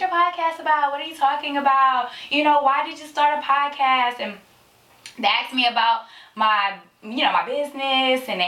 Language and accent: English; San Francisco, California, United States; now in Sacramento, United States; I am from San Francisco, born and raised